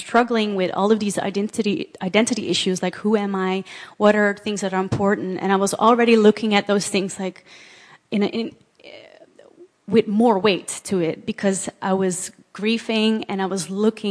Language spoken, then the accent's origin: English; Amsterdam, North Holland, Netherlands; I was born here in Amsterdam, and just grew up here